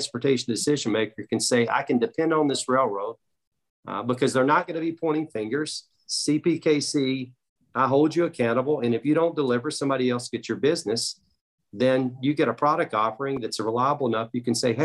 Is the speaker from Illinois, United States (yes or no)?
yes; Chicago, Illinois, United States; I'm from Chicago